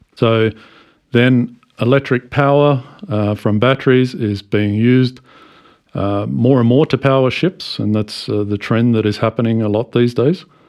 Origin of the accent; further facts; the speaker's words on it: Australia; moved away as an adult; also born or lived in United States; I come from Australia where I started working in a shipyard way back in 1994